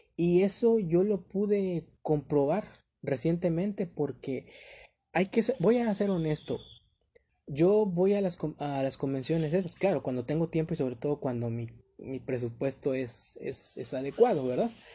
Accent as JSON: {"language": "Spanish", "town": "Ciudad Madero", "region": "Tamaulipas", "country": "Mexico", "said": "aquí en, mi tierra, aquí en Ciudad Madero, Tamaulipas"}